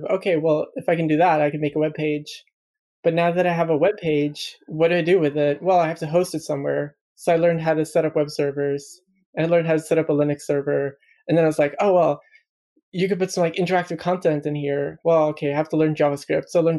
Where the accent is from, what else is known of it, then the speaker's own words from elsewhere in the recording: Sweden; moved away as an adult; also born or lived in Malmo, Sweden; now in London, United Kingdom; I'm Swedish, lived in Sweden all my life